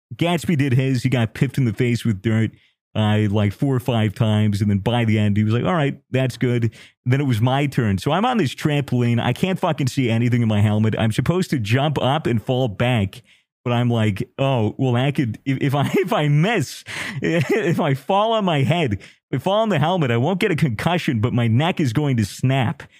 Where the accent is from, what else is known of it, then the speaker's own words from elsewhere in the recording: United States; I'm American